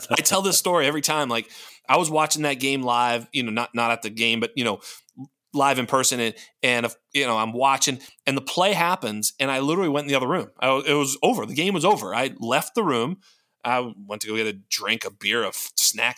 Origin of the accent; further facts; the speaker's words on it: Boston, Massachusetts, United States; also born or lived in Central Coast, California; now in California, United States; Boston guy, New England Patriots fan here in you know in in Central Coast California